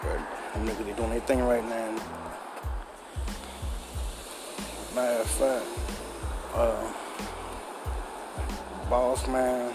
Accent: Baltimore, Maryland, United States; I rep my city to the fullest. I'm out here every day, all day. Born and raised in West Baltimore

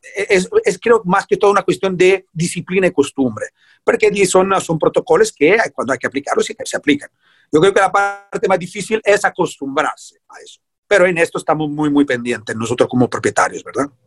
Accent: Italy; moved away as an adult; now in Puerto Viejo, Costa Rica; Yo soy italiano

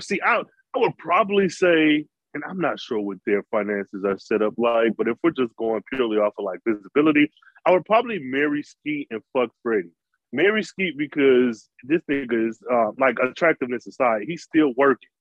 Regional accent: United States; being American

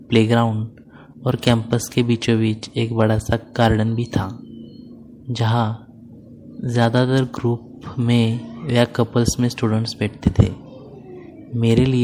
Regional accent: Pune, Maharashtra, India; मैं पूना महाराष्ट्र का रहने वाला हूँ और मेरी उम्र 19 साल है

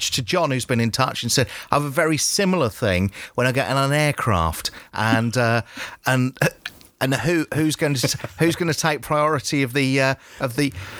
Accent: United Kingdom; being British

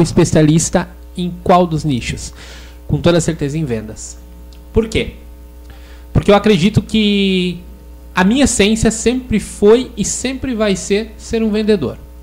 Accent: Igrejinha, Rio Grande do Sul, Brazil; also born or lived in Gramado; tenho 31 anos e sou de Igrejinha

